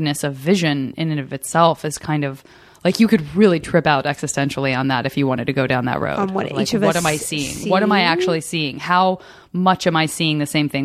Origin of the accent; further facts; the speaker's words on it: Tucson, Arizona, United States; I'm from Tucson